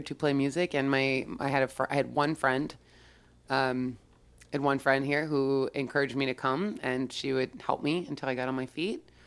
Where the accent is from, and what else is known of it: Yorba Linda, California, United States; born or raised there